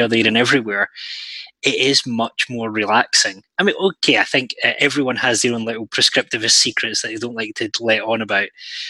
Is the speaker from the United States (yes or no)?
no; Scotland, United Kingdom; as a Scotsman